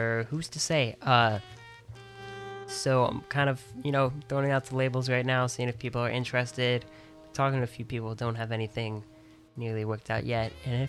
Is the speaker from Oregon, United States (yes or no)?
no; Dayton, Ohio, United States; moved away as an adult; now in New York, United States; Yep, I grew up in Dayton, Ohio, the little suburb of Centerville.